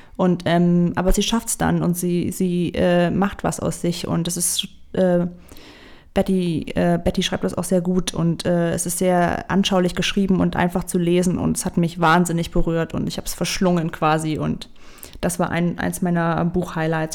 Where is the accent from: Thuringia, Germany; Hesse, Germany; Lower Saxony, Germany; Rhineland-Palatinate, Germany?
Thuringia, Germany; moved away; ich komme ursprünglich aus Thüringen